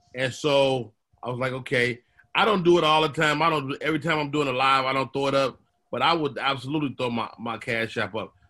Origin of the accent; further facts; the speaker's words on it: Chicago, Illinois, United States; I'm from the South Side for real.